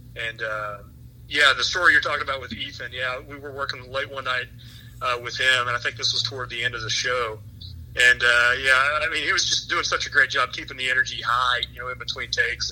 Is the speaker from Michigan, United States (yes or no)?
no; East Tennessee, United States; my hometown in East Tennessee, right on the North Carolina state line